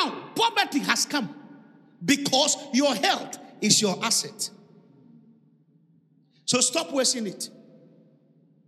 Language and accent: English; Accra, Greater Accra, Ghana; English is a second language; I grew up in Osunshona. So speaking English at this time is a hard work